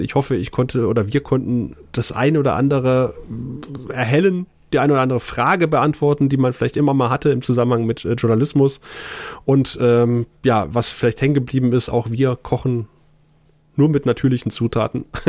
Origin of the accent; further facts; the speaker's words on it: Lusatia, Germany; als Lausitzer